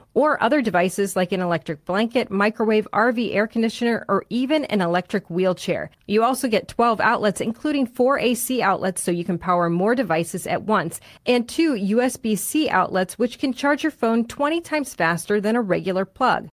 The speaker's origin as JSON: {"language": "English", "town": "Naperville", "region": "Illinois", "country": "United States", "tie": "born or raised there", "said": "my hometown"}